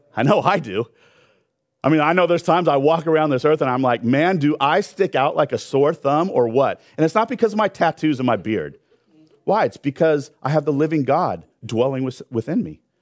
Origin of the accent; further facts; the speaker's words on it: Long Beach, California, United States; also born or lived in Orange County; I grew up in Long Beach